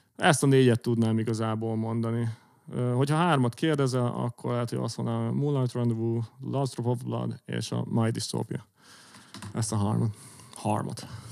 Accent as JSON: {"language": "Hungarian", "country": "Hungary"}